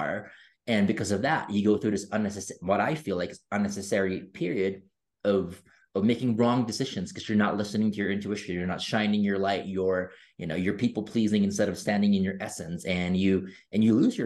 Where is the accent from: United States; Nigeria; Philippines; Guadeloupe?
Philippines; I grew up in the Philippines